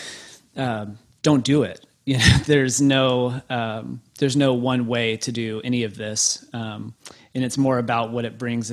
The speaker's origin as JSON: {"language": "English", "town": "Waco", "region": "Texas", "country": "United States", "tie": "born or raised there", "said": "growing up in Baptist world, the Baptist hub you know, Baylor University in Waco, Texas."}